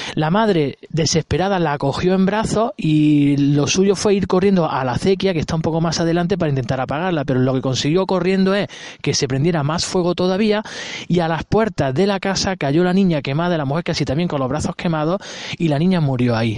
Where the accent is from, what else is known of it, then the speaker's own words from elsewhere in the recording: Granada, Andalusia, Spain; yo no soy de aquí, yo soy de Granada